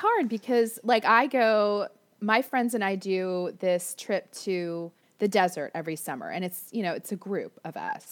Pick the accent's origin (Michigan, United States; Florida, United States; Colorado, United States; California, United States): Florida, United States; now in Orange County, United States; I grew up in Florida